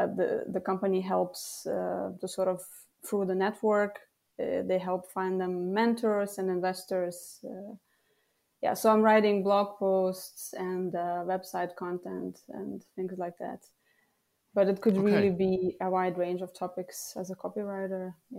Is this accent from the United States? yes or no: no; Lithuania; first language Lithuanian; English is a second language; as a freelance copywriter and translator, actually, translating from English to Lithuanian, which is my mother tongue, and vice versa.